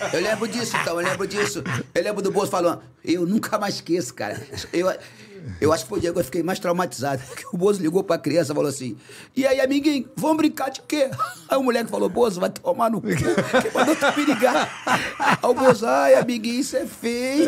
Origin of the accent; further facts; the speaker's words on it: Rio de Janeiro, Brazil; also born or lived in São João de Meriti; carioca, né? Eu nasci em, em São João de Meriti mas criado na abolição, Zona Norte do Rio de Janeiro